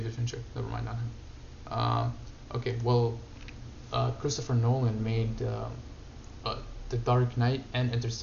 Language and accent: English; Syria; moved away; I grew up in Syria